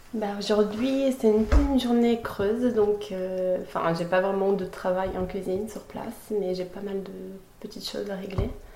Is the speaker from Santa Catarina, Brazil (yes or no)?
yes; Florianópolis, Santa Catarina, Brazil; moved away as an adult; also born or lived in Lausanne, Switzerland; now in France; j'ai grandi toute ma vie au Brésil